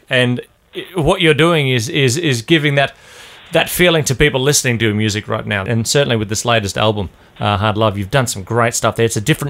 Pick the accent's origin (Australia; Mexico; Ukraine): Australia; Queensland; I come from Queensland.